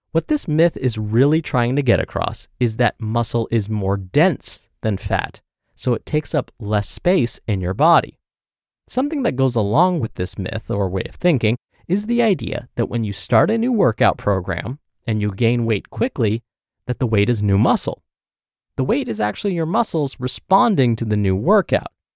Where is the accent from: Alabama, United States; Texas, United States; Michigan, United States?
Michigan, United States; Growing up in Michigan, my house was positioned above a convenience store